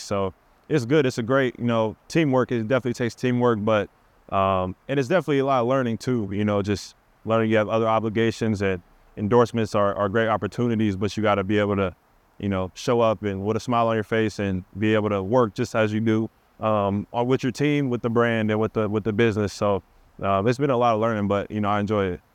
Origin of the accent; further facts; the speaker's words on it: Seattle, Washington, United States; I'm from Seattle